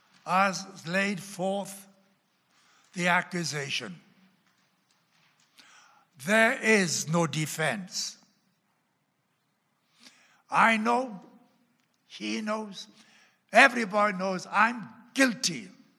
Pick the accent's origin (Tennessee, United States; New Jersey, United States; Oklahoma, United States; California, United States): Oklahoma, United States; accent: Oklahoma; And you can tell by my accent, though the Oklahoma accent still lingers around quite often.